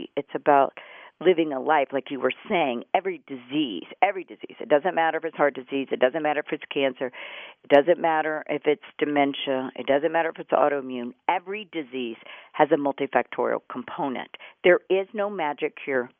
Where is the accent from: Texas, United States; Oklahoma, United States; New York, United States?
Texas, United States; Houston; I grew up in Houston, Texas